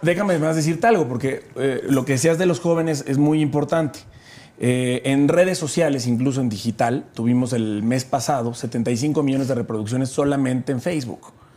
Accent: Chiapas, Mexico; yo soy de Chiapas

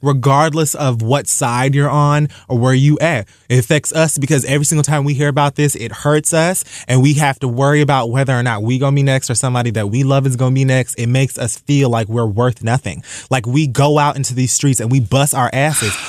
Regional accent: Dade County, Florida, United States; I'm from Dade fucking County.

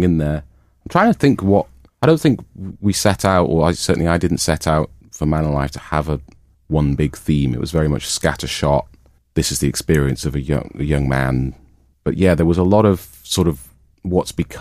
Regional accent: Newcastle upon Tyne, North East England, United Kingdom; moved away as an adult; also born or lived in Manchester; I'm from Newcastle Way, and so's our drummer Mike

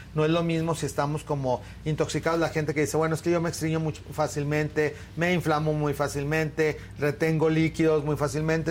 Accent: Torreón, Coahuila, Mexico; moved away; yo me acuerdo cuando era niño y que vivía en Torreón

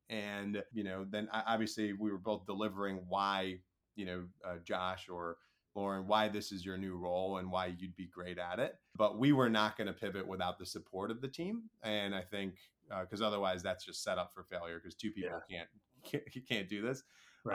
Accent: Chicago, Illinois, United States; also born or lived in England; I was born in England, you know, moved from the England, uh, from the UK over to the Chicagoland area. Within there, went to different schools

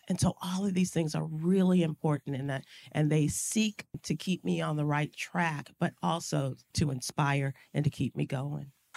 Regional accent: Chicago, Illinois, United States; a little black girl growing up in Chicago, going to a majority white school

